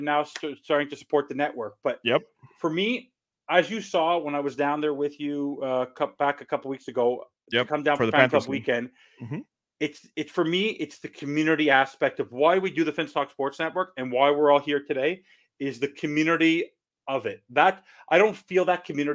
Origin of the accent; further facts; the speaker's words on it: Montreal, Quebec, Canada; I'm from Montreal. I'm from Canada.